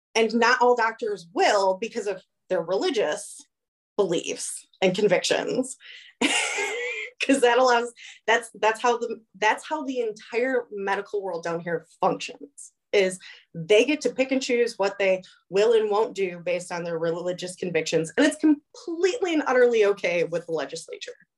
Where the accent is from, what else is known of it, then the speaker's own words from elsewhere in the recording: Illinois, United States; moved away; growing up in Illinois, teachers didn't talk about their religious preference in school. It's done down here